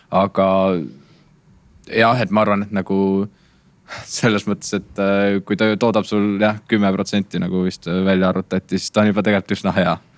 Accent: Tartu, Tartu County, Estonia; also born or lived in Viljandi; ma ise olen Tartust pärit ja käin, käin Viljandis koolis

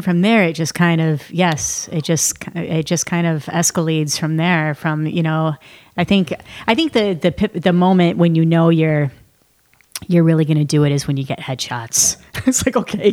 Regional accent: Columbiaville, Michigan, United States; moved away; I was in Columbiaville, Michigan on a dirt road

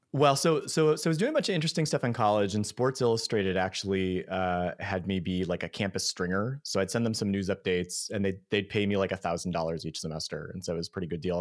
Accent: Buffalo, New York, United States; I grew up in Buffalo

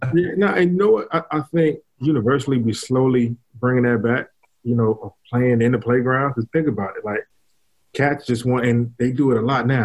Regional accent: New York, United States; I was from New York

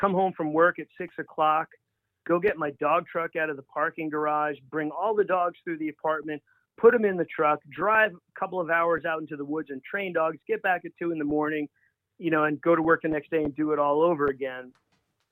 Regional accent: Long Island, New York, United States; moved away as an adult; also born or lived in Alaska / Washington State; now in Washington, United States; Growing up in Long Island, New York, I sailed as a kid

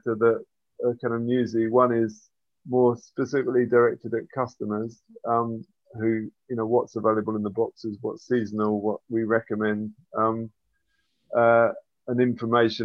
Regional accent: England, United Kingdom; now in Zsámbok, Hungary; I was brought up in England

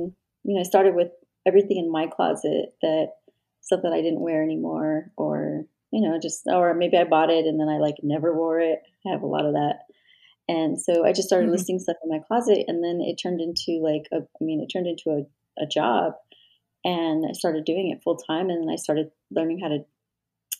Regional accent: New Mexico, United States; I worked primarily in my home state, which is New Mexico

